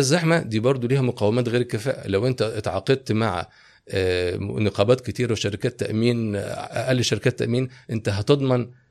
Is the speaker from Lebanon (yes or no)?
no; Egypt; انا صغير انا كنت كبرت في مصر